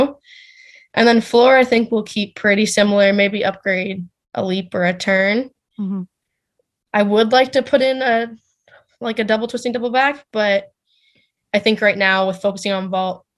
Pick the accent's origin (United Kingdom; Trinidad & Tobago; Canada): Canada; Saskatchewan; I'm from Saskatchewan, so it's good to see my family and good to see friends and people that I grew up